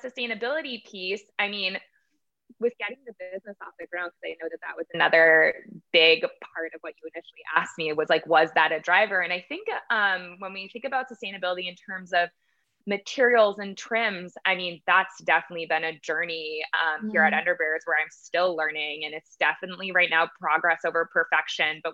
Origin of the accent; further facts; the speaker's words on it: Massachusetts, United States; moved away; also born or lived in New York; we manufacture in Massachusetts, which is my home state